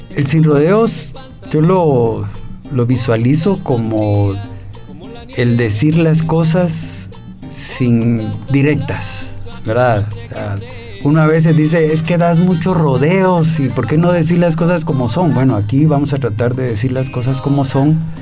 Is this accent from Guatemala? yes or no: yes; Guatemala; como guatemaltecos